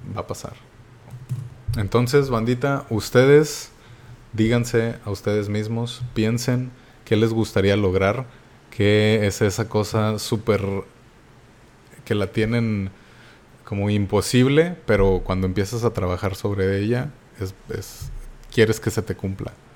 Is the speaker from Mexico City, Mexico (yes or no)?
no; Monterrey, Nuevo León, Mexico; soy, como saben, de Monterrey y pues no tenemos ninguna playa cerca.